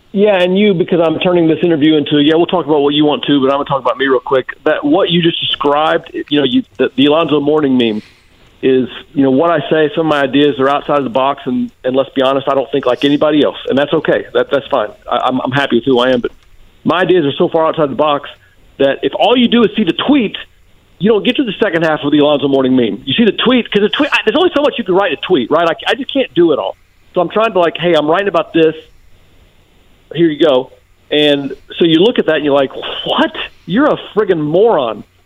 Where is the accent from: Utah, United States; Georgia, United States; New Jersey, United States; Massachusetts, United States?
Georgia, United States; Macon; I'm from Macon, Georgia